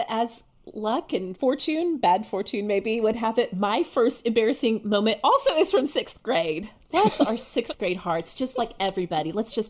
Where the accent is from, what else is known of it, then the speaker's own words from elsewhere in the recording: Oklahoma, United States; I grew up in Oklahoma.